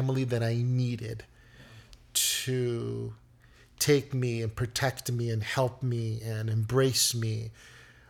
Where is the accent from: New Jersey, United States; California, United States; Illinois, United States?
Illinois, United States; Chicago; I was born and raised here in Chicago. I am a native Chicagoan.